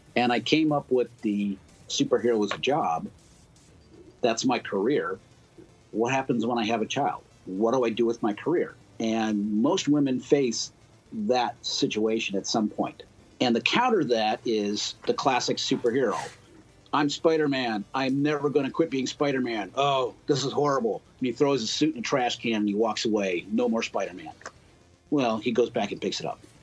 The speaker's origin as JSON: {"language": "English", "town": "Cleveland", "region": "Ohio", "country": "United States", "also_born_or_lived": "Yellow Springs, Ohio", "moved": "yes", "lives_now": "Dayton, United States", "said": "I'm from Cleveland, uh, originally from Cleveland. I've been in Dayton, well, Dayton and Yellow Springs area for 15 years now"}